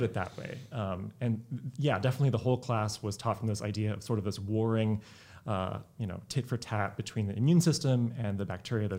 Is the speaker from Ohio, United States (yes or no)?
no; Sacramento, California, United States; also born or lived in Bay Area, California; I grew up in Sacramento, California, although I was actually born in the Bay Area.